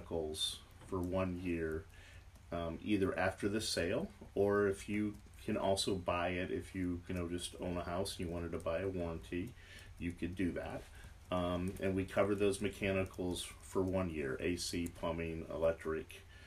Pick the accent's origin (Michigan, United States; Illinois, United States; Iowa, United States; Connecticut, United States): Michigan, United States; now in St. Petersburg, United States; I'm originally from Michigan